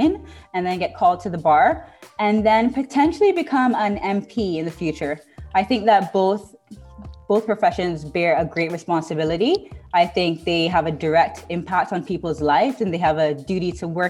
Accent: Cayman Islands; moved away as an adult; also born or lived in England; I'm from the Cayman Islands.

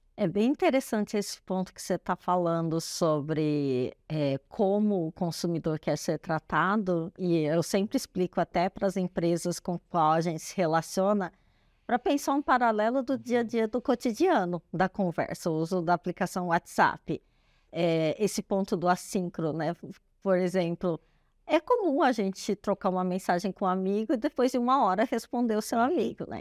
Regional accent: Brazil; somos brasileiros

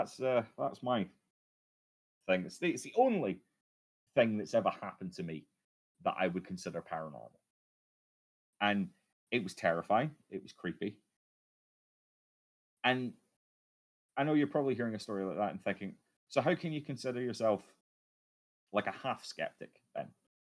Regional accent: Scotland, United Kingdom; especially with my accent, I have this thing where I can't really control the volume of my voice all that well. It's a common problem for Scottish men

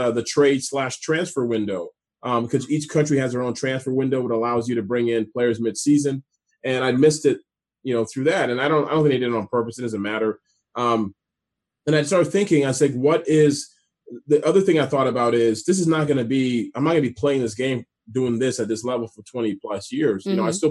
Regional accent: Canada; moved away; also born or lived in D.C. area; I speak French a little bit too, being Canadian

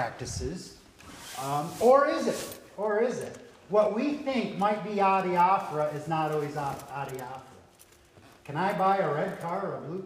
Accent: New York, United States; some of my vowels as a New Yorker

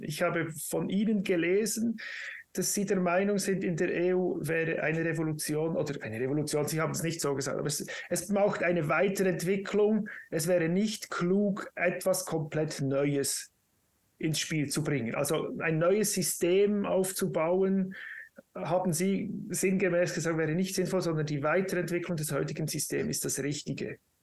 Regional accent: Switzerland; bei uns in der Schweiz

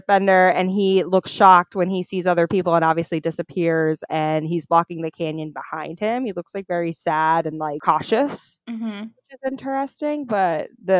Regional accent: New York, United States; we're from New York

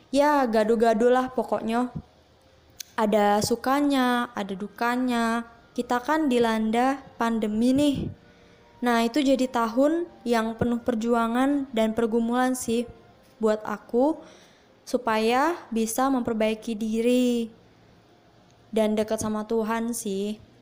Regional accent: Palembang, South Sumatra, Indonesia; Aku asalnya dari Palembang.

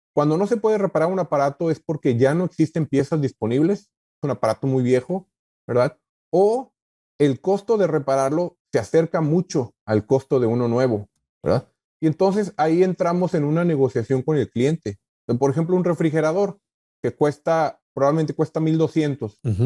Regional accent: Mexico; moved away as an adult; also born or lived in McAllen, Texas; now in United States; yo vengo de México, ¿verdad? Soy un migrante nuevo aquí en Estados Unidos, tengo cuatro años apenas

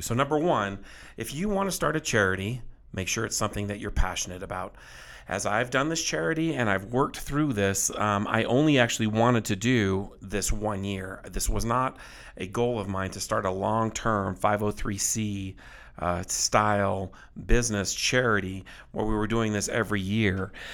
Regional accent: South Texas, United States; as a boy, when I was raised in South Texas, I was, um, very poor

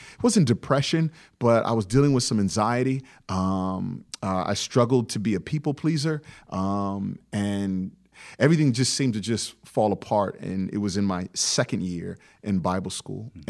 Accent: Hampton Roads, Virginia, United States; growing up in the Hampton Roads area

